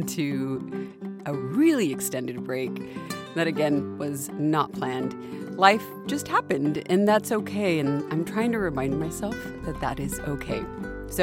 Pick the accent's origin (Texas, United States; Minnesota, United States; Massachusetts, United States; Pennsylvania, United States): Texas, United States; Del Rio; my hometown of Del Rio, Texas